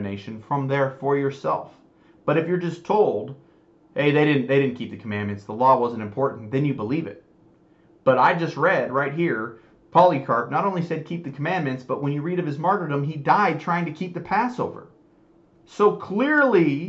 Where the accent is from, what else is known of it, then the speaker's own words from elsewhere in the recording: United States; I was raised in the United States